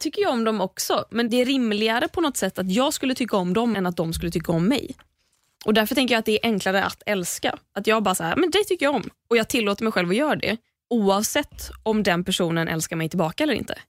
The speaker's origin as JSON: {"language": "Swedish", "country": "Sweden", "tie": "born or raised there", "said": "vi är uppvuxna i Sverige"}